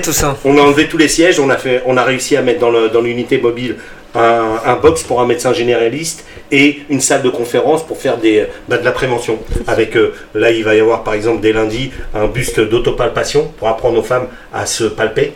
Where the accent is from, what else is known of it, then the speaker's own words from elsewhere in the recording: Sarcelles, Île-de-France, France; also born or lived in Garges-lès-Gonesse / Paris; Moi je suis né à Sarcelles. Mm. mes parents sont d'origine marocaine, ok, c'est un fait, mm. mais concrètement, si on, parle factuel, mm, mm. je suis né à Sarcelles